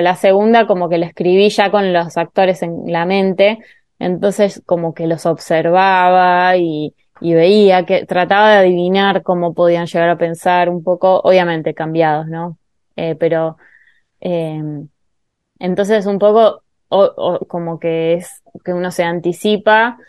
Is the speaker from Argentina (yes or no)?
yes; Argentina; me identifico claramente como argentina y latinoamericana